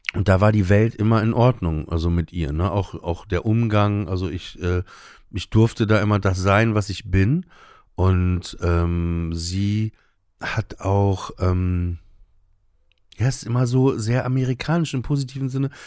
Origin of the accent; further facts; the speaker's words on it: Emsland, Lower Saxony, Germany; im Emsland, wo ich aufgewachsen bin